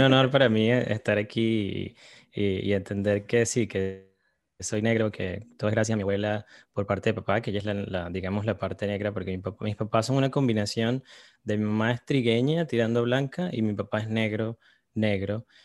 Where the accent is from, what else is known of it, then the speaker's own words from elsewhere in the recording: Caracas, Capital District, Venezuela; moved away as an adult; now in New York, United States; Yo crecí en Caracas.